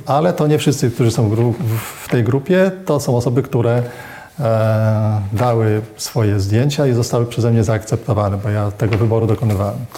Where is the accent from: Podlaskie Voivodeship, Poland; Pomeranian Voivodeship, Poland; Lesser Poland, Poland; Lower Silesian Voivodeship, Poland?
Pomeranian Voivodeship, Poland; Gdynia; Ja urodziłem się w Gdyni